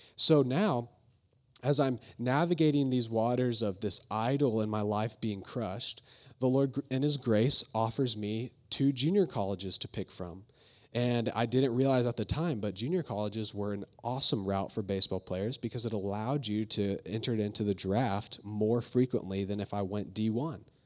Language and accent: English; Flower Mound, Texas, United States; also born or lived in Fairfax, Virginia; I grew up in Flower Mound, Texas, just about thirty minutes away from here